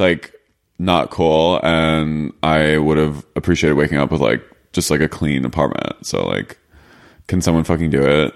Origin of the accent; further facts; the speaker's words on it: Philadelphia, Pennsylvania, United States; I'm from Philly